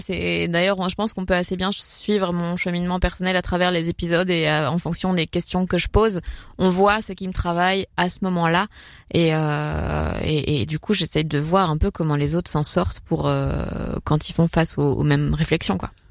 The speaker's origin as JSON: {"language": "French", "country": "Belgium", "said": "l'influence du flamand euh, chez nous"}